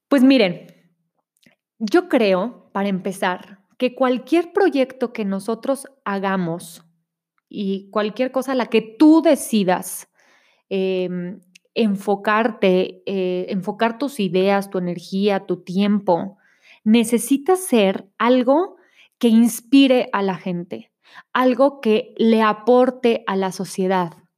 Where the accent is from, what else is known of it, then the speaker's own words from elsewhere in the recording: Monterrey, Nuevo León, Mexico; now in State of Mexico, Mexico; vivo en el Estado de México, pero soy de Monterrey